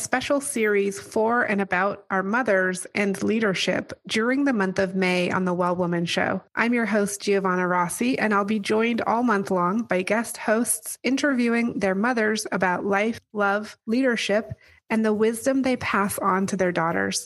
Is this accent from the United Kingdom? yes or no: yes; England, United Kingdom; I grew up in England with you